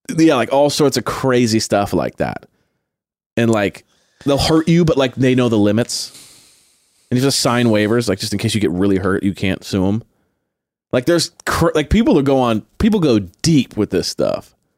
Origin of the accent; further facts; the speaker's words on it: Long Beach, California, United States; I grew up in Long Beach